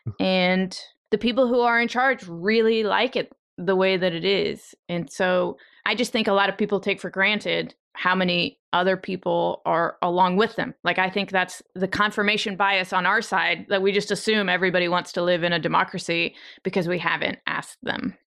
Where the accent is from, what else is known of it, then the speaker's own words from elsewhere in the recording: Ukraine; moved away; I was born in the Soviet Union and not Russia, but the the Soviet Union. I was born in the Ukraine, but it was all part of one place